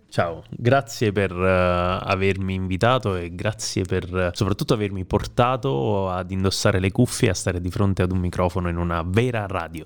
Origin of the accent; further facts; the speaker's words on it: Caselle in Pittari, Campania, Italy; io fin da quando ero adolescente ho lavorato, lavorato tra virgolette, nella mia comunità, Casella in Pittari